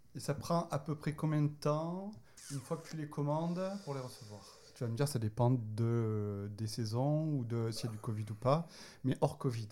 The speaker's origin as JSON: {"language": "French", "town": "Marseille", "region": "Provence-Alpes-Côte d'Azur", "country": "France", "moved": "yes", "said": "Je suis marseillais"}